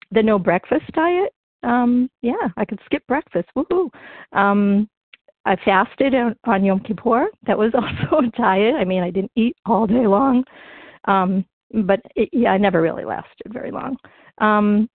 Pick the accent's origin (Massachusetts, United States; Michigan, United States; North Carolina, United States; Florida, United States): Massachusetts, United States; North Shore of; now in Berkshires, United States; I grew up in the North Shore of Massachusetts